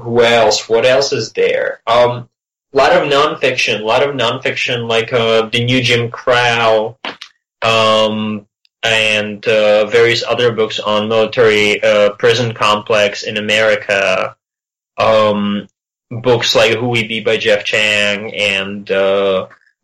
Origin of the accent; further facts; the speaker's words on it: Czechia; born or raised there; moved away